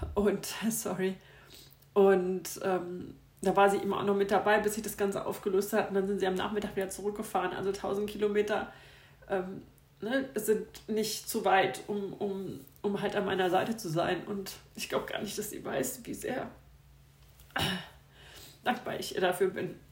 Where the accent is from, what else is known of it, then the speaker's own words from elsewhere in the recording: Frankfurt area, Hesse, Germany; also born or lived in Upper Bavaria; now in Munich, Germany; ich komme aber eigentlich aus dem Frankfurter Raum